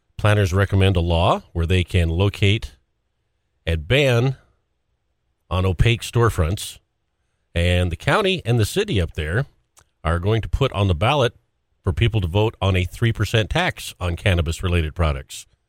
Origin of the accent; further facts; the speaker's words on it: Great Falls, Montana, United States; I grew up in Great Falls, Golden Triangle